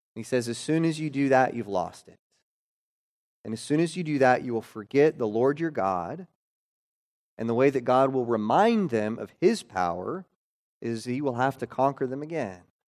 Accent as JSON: {"language": "English", "region": "Oklahoma", "country": "United States", "tie": "born or raised there", "said": "my third grade year, uh, growing up in Oklahoma."}